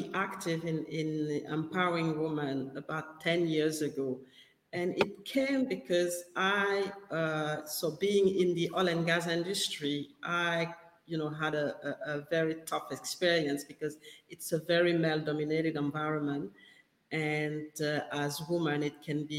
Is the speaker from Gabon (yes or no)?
yes; Gabon; English is a second language; moved away as an adult; now in Perth, Australia; I'm based in Perth in Australia, and I'm actually originally from West Africa in Gabon.